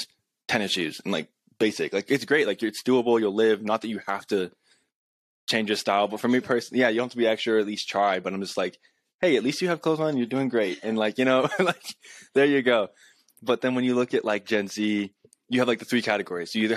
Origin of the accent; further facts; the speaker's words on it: Colorado, United States; also born or lived in California; I'm from Colorado.